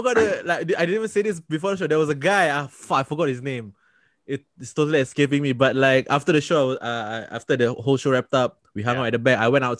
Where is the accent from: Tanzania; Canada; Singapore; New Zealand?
Singapore; I'm from Singapore.